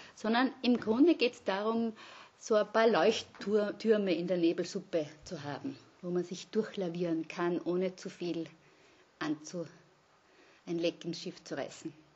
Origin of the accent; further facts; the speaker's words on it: Vienna, Austria; moved away; also born or lived in Graz / Innsbruck / Linz; bin aber gebürtige Wienerin